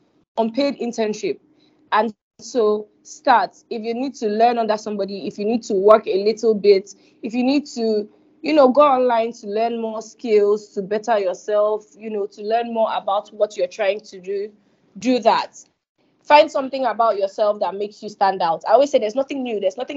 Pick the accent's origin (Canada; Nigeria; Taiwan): Nigeria; Gombe State; Me, I'm …. I'm from Gombe. I have my own dialect. Do you get? However, if you speak Hausa and I speak Hausa, we both understand each other.